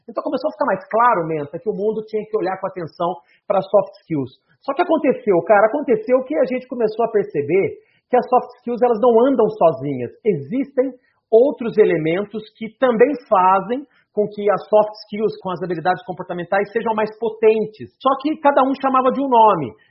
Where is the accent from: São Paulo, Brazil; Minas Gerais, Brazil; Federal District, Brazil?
São Paulo, Brazil; Eu sou do interior de São Paulo, fui para São Paulo fazer um treinamento onde lá falava sobre seleção por competências.